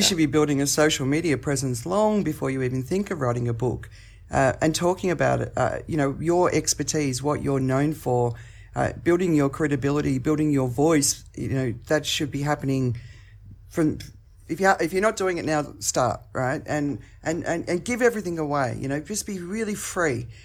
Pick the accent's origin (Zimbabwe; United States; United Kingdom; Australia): Australia; accent: Australian; now in Phuket, Thailand; I'm in Phuket, Thailand, but my accent is Australian